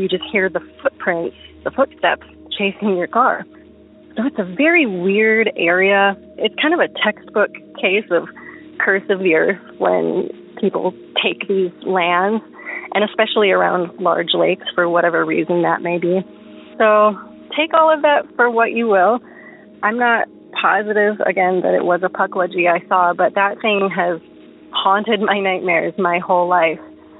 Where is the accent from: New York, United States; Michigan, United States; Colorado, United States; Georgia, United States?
Michigan, United States; So this town that I grew up in was in Hillsdale County.